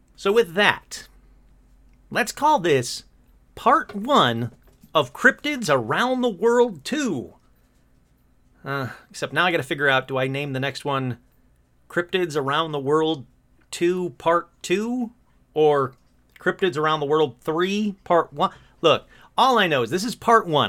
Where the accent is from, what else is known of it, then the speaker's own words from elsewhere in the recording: Michigan, United States; I'm from Michigan. I grew up in Michigan